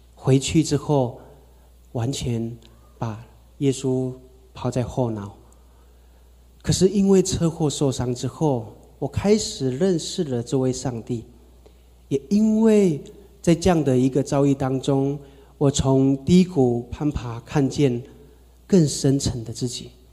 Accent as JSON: {"language": "Chinese", "town": "Taitung", "region": "Taitung County", "country": "Taiwan", "tie": "born or raised there", "said": "我是从台东出生哈，阿美族"}